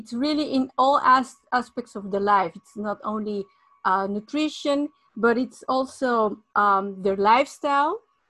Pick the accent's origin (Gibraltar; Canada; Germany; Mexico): Mexico; moved away; I was born in Mexico